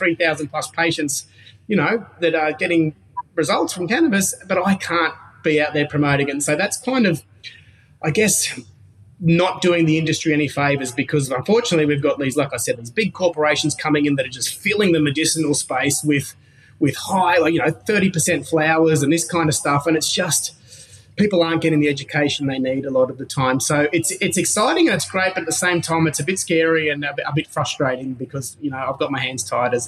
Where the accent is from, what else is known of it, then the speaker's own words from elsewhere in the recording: Gold Coast, Queensland, Australia; I grew up on the Gold Coast, which is, you know, a big surfing culture, on the beach, beautiful place